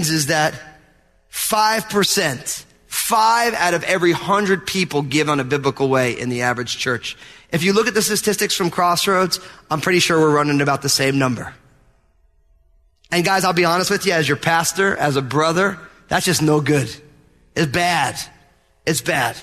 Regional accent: New Jersey, United States; I'm from New Jersey

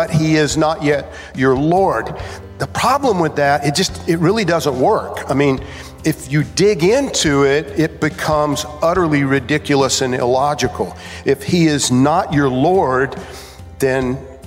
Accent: Georgia, United States; When I was growing up in Georgia as a kid

